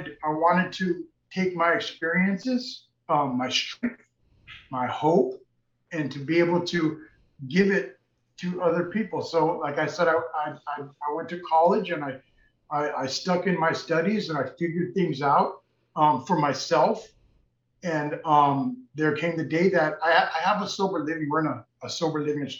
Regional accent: Redondo Beach, California, United States; now in Los Angeles, United States; I was raised in Redondo Beach

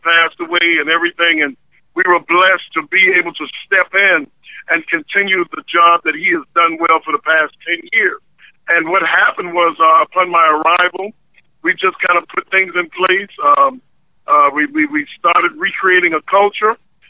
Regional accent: South Carolina, United States; moved away; I grew up in South Carolina. So I consider myself being back home.

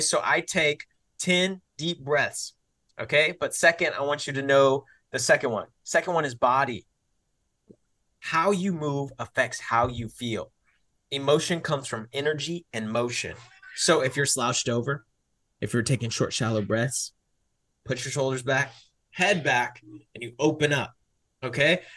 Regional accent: Mansfield, Texas, United States; I was born and raised in Texas, to be specific, Mansfield, Texas

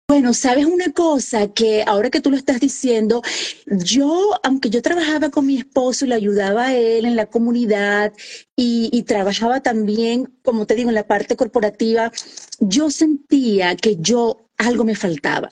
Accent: Santa Marta, Magdalena, Colombia; accent: costeña; first language Spanish; moved away as an adult; now in Indiana, United States; Dios me puso que naciera en Santa Marta, Colombia, la tierra de …, ahí cerquita Barranquilla, de donde es …. Entonces soy colombiana, soy de la costa atlántica y muy honrada de ser costeña

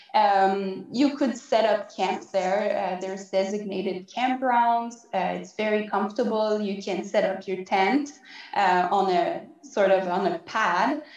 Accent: Quebec, Canada; accent: French; moved away as an adult; now in Yukon, Canada; I'm originally from Quebec, which is in the eastern part of Canada. So that's why you might be hearing a bit of an, a French accent

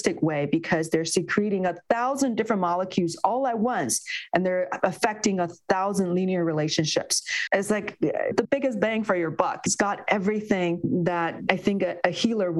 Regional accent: Beijing, China; moved away as an adult; I grew up in China. I spent my first 20 years in Beijing

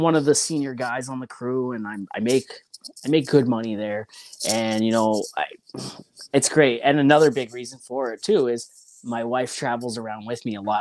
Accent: Ontario, Canada; moved away; also born or lived in British Columbia; I'm from Ontario originally

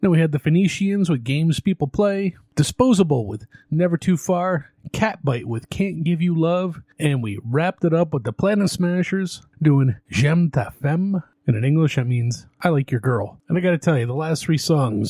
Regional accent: Canada; now in United States; Where I grew up in Canada

